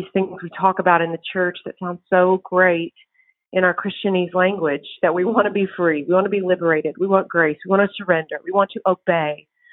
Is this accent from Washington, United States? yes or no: no; East Texas, United States; now in College Station, United States; I grew up in East Texas